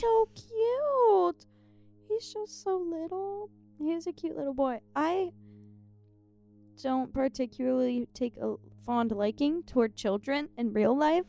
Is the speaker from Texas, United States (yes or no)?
no; Ohio, United States; moved away as an adult; now in Tennessee, United States; I'm from Ohio, actually, in real life.